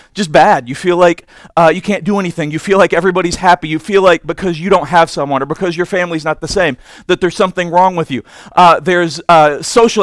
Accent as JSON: {"language": "English", "region": "Indiana", "country": "United States", "said": "I'm from Indiana"}